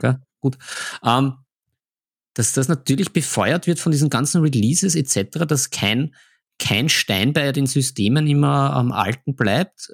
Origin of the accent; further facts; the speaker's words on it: Vienna, Austria; bei uns in Wien